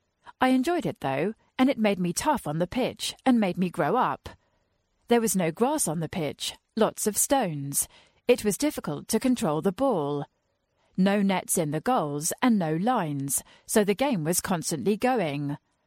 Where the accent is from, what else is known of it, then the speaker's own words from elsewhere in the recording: Gelsenkirchen, North Rhine-Westphalia, Germany; English is a second language; It was in a cage, in Gelsenkirchen, the city where I grew up in Germany.